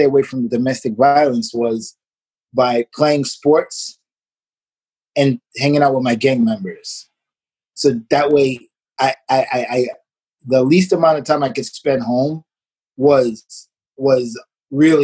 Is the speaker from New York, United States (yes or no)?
yes; New York City, New York, United States; moved away as an adult; also born or lived in Hanover, Germany; I grew up in Brooklyn